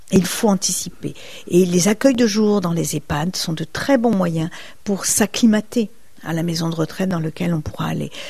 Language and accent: French; Brittany, France; Je suis bretonne, le beurre salé, c'est délicieux.